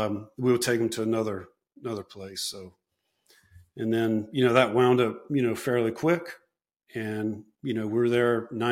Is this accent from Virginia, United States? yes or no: no; Chicago, Illinois, United States; It's like, man, I'm from Chicago, you know?